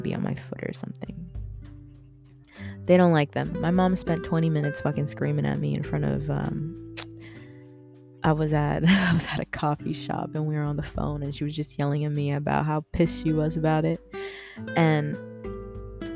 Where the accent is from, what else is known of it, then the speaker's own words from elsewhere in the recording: Philippines; I'm Filipino